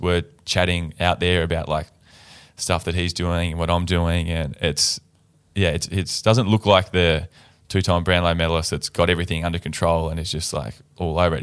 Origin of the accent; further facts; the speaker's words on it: Tasmania, Australia; moved away as an adult; now in Fremantle, Australia; being from Tasmania, growing up in Tasmania